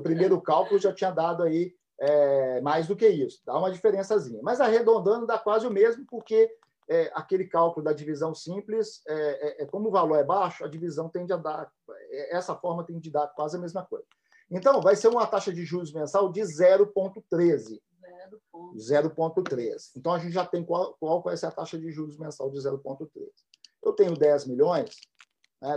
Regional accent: Minas Gerais, Brazil; now in Japan

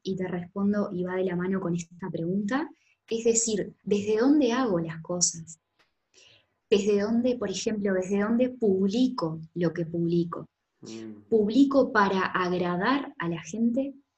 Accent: Florida, Uruguay; moved away; llegar acá a, Uruguay y particularmente a Florida, que es el lugar donde, donde yo nací

